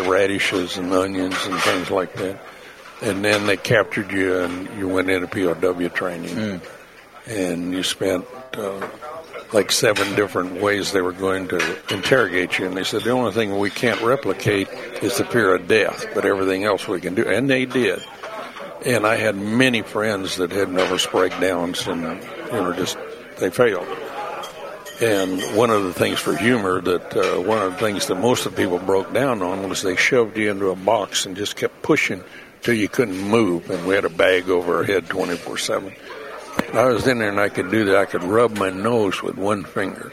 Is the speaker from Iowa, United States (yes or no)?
yes; Iowa, United States; moved away as an adult; I came from Iowa